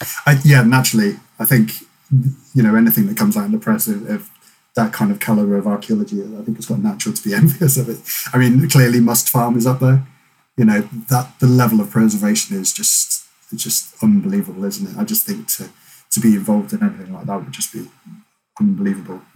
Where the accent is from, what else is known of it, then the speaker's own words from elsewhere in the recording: North Dorset, South West England, United Kingdom; moved away as an adult; also born or lived in Lampeter; my local unit growing up in North Dorset